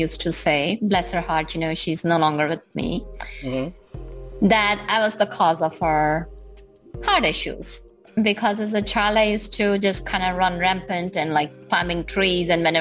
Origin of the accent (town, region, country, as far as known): Gujarat, India; born or raised there; moved away